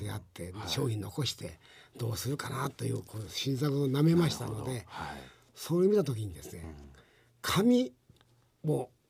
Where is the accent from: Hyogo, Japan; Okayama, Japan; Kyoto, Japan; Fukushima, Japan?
Okayama, Japan; 岡山です。